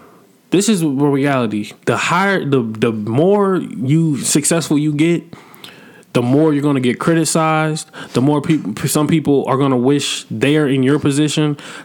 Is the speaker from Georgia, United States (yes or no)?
yes; Atlanta, Georgia, United States; It's not like I live in Atlanta. I've been born and raised in Atlanta, bro.